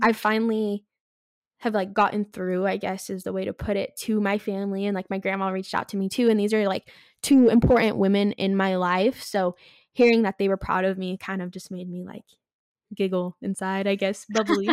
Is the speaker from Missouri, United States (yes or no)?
no; California, United States; moved away as an adult; I'm from California originally.